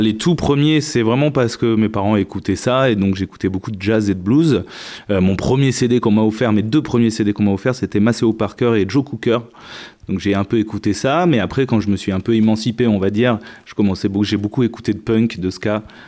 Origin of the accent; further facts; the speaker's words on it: Médoc, Bordeaux region, Nouvelle-Aquitaine, France; also born or lived in Montpellier / Entre-deux-Mers; je suis de la région bordelaise, ouais, effectivement. Euh, j'ai grandi plutôt dans le Médoc